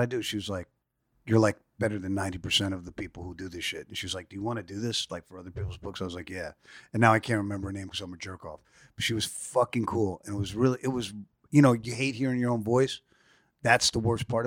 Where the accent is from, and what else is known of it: New York City, New York, United States; born or raised there; also born or lived in San Francisco, California